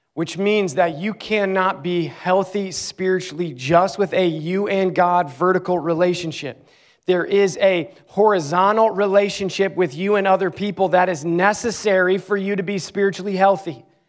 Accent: Clarks Summit, Pennsylvania, United States; moved away as an adult; also born or lived in Ames, Iowa; my hometown, the town I grew up in, Clark Summit, Pennsylvania. I lived seventeen years of my life there

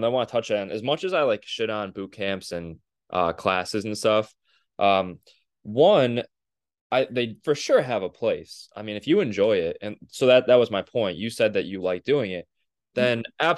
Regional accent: Cleveland, Ohio, United States; we're from Cleveland.

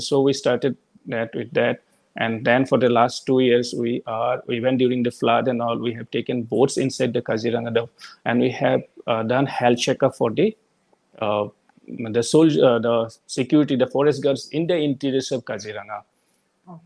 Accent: Assam, India; moved away as an adult; also born or lived in Guwahati; now in Delhi, India; the last 20 years, I have been out of Assam

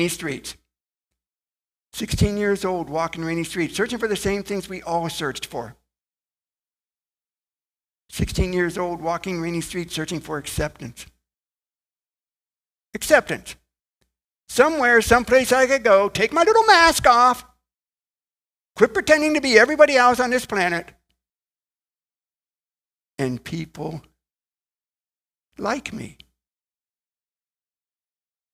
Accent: Ohio, United States; I was born in Ohio, come from a relatively large family

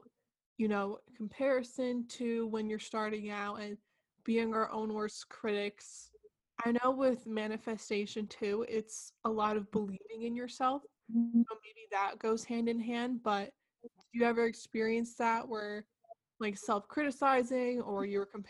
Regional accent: New Jersey, United States; also born or lived in United Kingdom; I'm from New Jersey, so everything is so fast paced. Like, I'm close to the city.

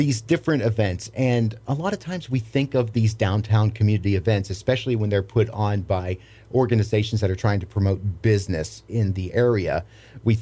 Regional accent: Pittsburgh, Pennsylvania, United States; moved away; I grew up in Pittsburgh, Pennsylvania, which is known for its fireworks

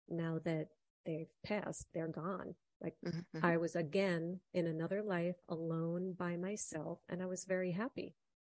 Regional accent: Ireland; You know, I'm Irish. I know potatoes grow in Ireland

